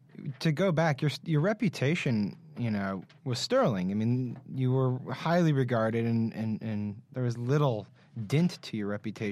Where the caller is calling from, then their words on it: Washington, District of Columbia, United States; We're in D.C.